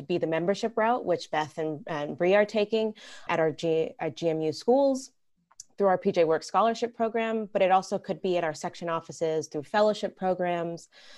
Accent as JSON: {"language": "English", "country": "Puerto Rico", "also_born_or_lived": "Atlanta, Georgia / Rochester, New York", "lives_now": "Massachusetts, United States", "said": "I'm a little bit more of a Southern gal. I'm originally from Puerto Rico, actually, and then moved to Atlanta, Georgia, and then ended up in the Arctic Northeast and Rochester, New York, and then now in Massachusetts."}